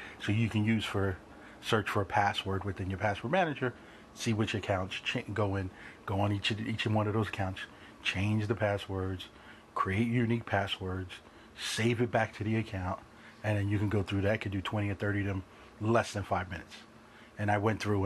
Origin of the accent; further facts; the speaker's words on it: New York City, New York, United States; growing up in New York, you have that New York mentality